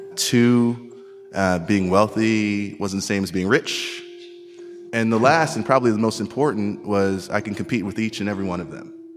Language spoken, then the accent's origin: English; New York City, New York, United States; I grew up in Queens, New York, projects, welfare, bouts of homelessness